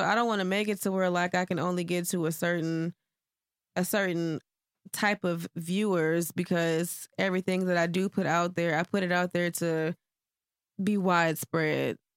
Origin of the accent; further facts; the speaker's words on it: Houston, Texas, United States; also born or lived in Cleveland, Ohio; I left when I was ten and moved to Houston. So, from, like, fifth grade up to my adult years, it was Houston. So, I guess you would say I was raised here.